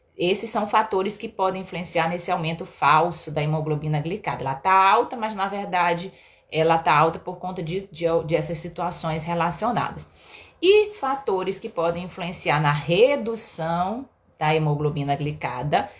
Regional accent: Belém, Pará, Brazil; moved away; lá em Belém, na minha terra

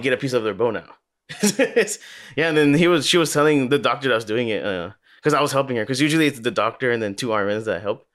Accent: Los Angeles, California, United States; also born or lived in Glendale, California; we went to Granada Hills

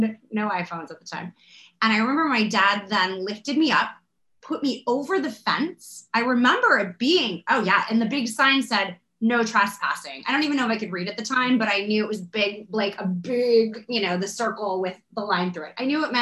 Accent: Florida, United States; I grew up in Florida

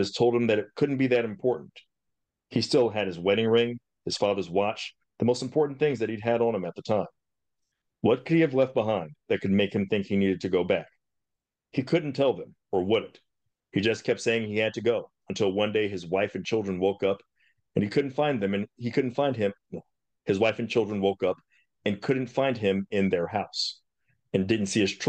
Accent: Mississippi, United States; now in San Antonio, United States; I grew up in Mississippi

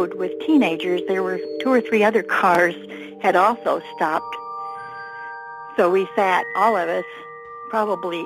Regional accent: Texas, United States; I was born in Texas in the early 40s, so I grew up in the time of UFOs

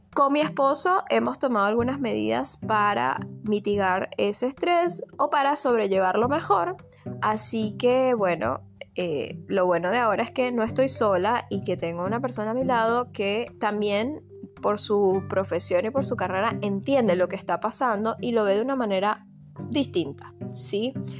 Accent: Venezuela; moved away as an adult; also born or lived in Argentina; now in United States; soy de Venezuela, nací en Venezuela

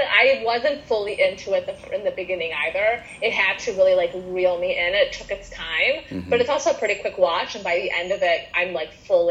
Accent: Chicago, Illinois, United States; also born or lived in Soviet Union; I moved to Chicago from the Soviet Union in 1998.

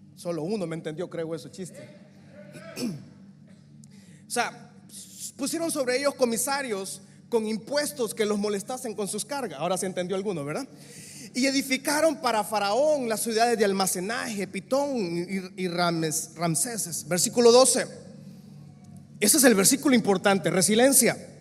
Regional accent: San Pedro Sula, Cortés, Honduras; yo nací en el Social Security Center, mejor conocido como Seguro Social. En esa camilla que yo nací, hayan nacido seguramente medio San Pedro Sula

